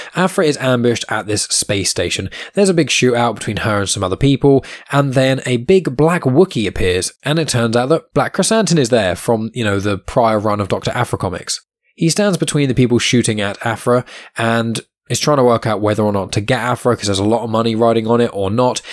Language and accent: English; Southampton, South East England, United Kingdom; my hometown where I'm currently living in Southampton